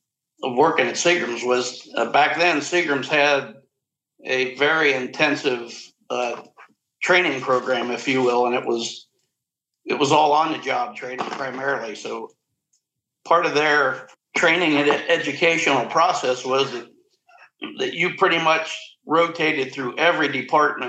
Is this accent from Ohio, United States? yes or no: yes; Cincinnati, Ohio, United States; I was growing up in Cincinnati.